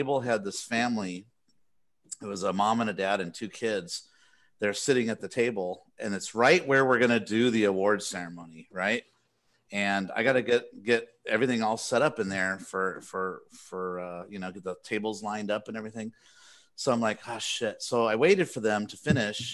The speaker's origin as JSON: {"language": "English", "region": "California", "country": "United States", "tie": "born or raised there", "said": "I'm from California. I was born here"}